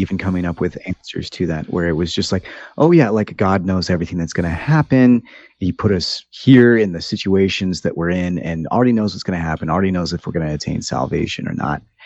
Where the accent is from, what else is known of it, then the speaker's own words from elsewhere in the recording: United States; also born or lived in Brazil; I grew up in the United States